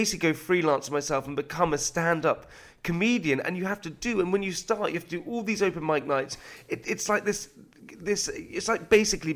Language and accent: English; United Kingdom; being British